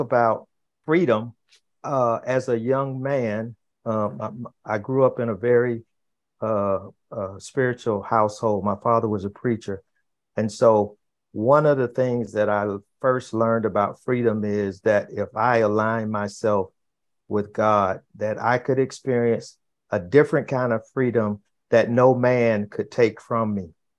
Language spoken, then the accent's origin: English; Fort Lauderdale, Florida, United States; I grew up in in Florida, in in in Fort Lauderdale, Florida